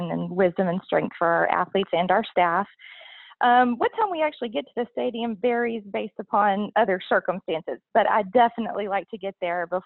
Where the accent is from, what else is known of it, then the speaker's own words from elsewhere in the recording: Davilla, Texas, United States; I grew up in the country outside a small little town called Davila, Texas.